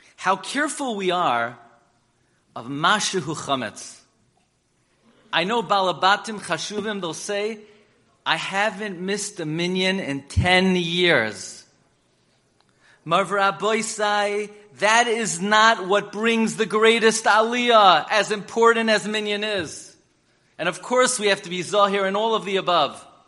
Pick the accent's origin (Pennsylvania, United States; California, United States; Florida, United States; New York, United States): New York, United States; New York City; I grew up in Flatbush on M and 31st